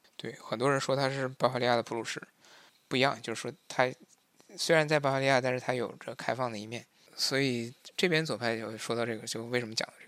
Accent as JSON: {"language": "Chinese", "country": "China", "first_language": "Chinese", "moved": "as an adult", "lives_now": "Munich, Germany", "said": "我是一个华人，我，我就是一个华人。然后我母语是汉语"}